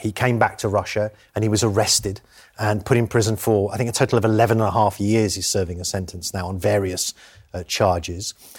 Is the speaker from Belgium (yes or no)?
no; United Kingdom; I'm British.